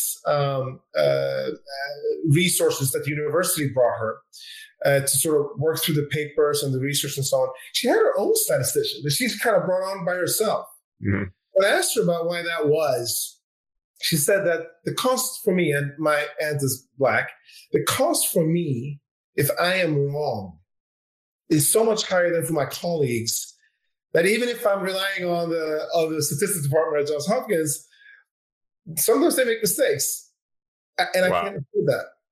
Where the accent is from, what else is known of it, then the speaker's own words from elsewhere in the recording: Sweden; My dad is Swedish. And I grew up in Sweden